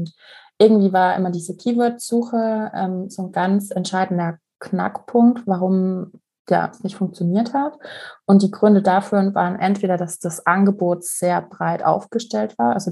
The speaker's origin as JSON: {"language": "German", "region": "Vienna", "country": "Austria", "said": "ich stamme aus Wien"}